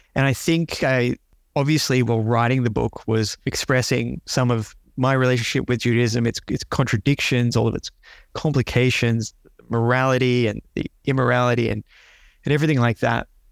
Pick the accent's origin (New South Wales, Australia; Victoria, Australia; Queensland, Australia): Victoria, Australia; Melbourne; also born or lived in Canberra; growing up in Melbourne